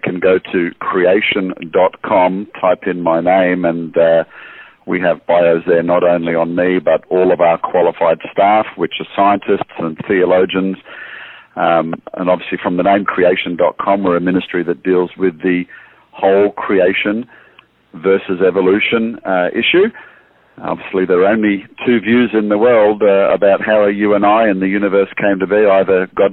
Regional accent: Australia; moved away as an adult; now in United States; I am Australian. As you can hear, I moved to the States in 2009

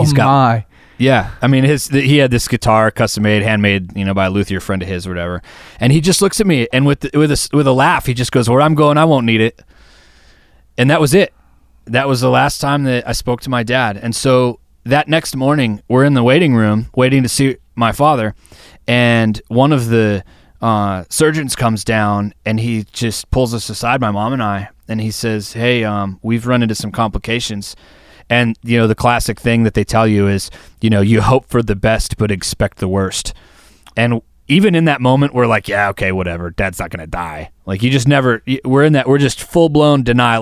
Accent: Wisconsin, United States; we're from Wisconsin

